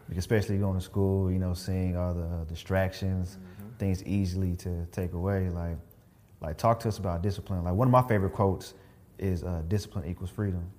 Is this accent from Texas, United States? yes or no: yes; Killeen, Texas, United States; I'm from Killeen